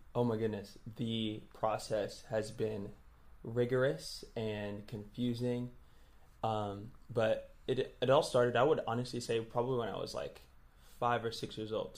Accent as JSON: {"language": "English", "town": "New York City", "region": "New York", "country": "United States", "moved": "as an adult", "lives_now": "Tulsa, United States", "said": "I'm from Brooklyn, New York"}